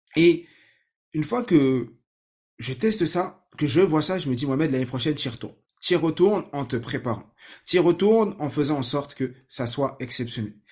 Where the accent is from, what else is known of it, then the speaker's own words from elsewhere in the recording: Saint-Ouen, Île-de-France, France; moi j'ai grandi à Saint-Ouen, en 93, vers Porte de Clignancourt